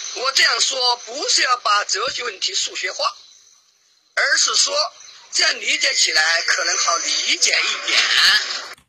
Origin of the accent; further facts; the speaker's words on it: China; 毕竟我们是中国人嘛